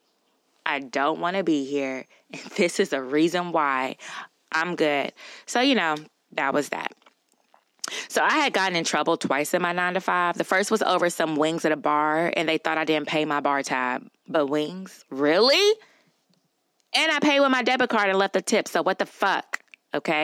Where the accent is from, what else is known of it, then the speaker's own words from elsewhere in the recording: Louisiana, United States; I'm from Louisiana